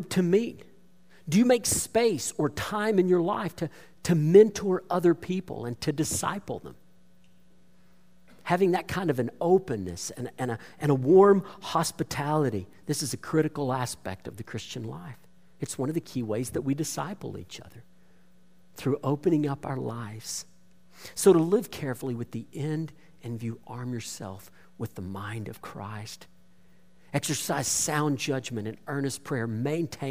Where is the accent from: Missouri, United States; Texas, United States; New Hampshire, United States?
Texas, United States; Bowie; my hometown of Bowie up in north central Texas